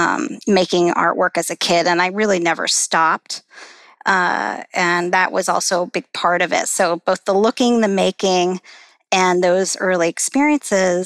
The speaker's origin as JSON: {"language": "English", "region": "Midwest", "country": "United States", "tie": "born or raised there", "also_born_or_lived": "Chicago, Illinois / Detroit, Michigan / southeastern Indiana", "said": "I was born in Chicago and grew up primarily in southwestern Ohio, southeastern Indiana, and Detroit, Michigan"}